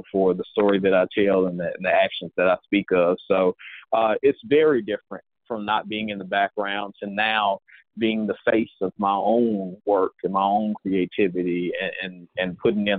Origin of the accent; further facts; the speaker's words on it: Mississippi, United States; I am originally from Mississippi